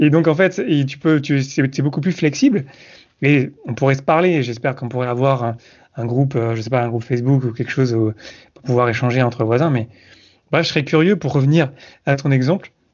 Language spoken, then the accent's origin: French; south-east France, France; moved away; also born or lived in Montreal; je viens du sud-est de la France